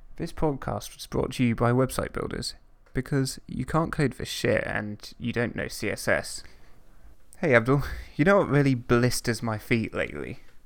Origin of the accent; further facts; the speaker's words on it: London, United Kingdom; I'm a Londoner